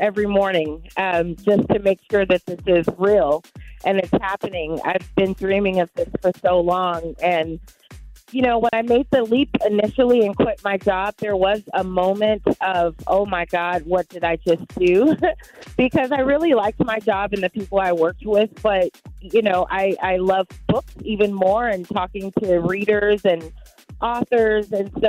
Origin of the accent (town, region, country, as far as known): Pasadena, California, United States